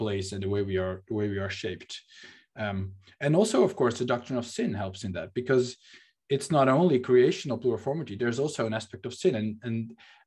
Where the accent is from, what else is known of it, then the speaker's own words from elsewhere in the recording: Netherlands; first language Dutch; English is a second language; also born or lived in Amsterdam; I'm speaking in English right now and not in Dutch, not my native language, that I live in a city where I wasn't born